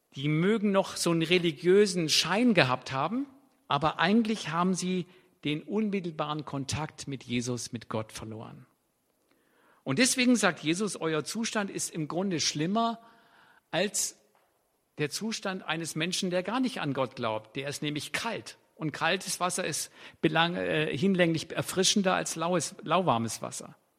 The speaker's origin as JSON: {"language": "German", "region": "Swabia", "country": "Germany", "said": "für mich als Schwabe"}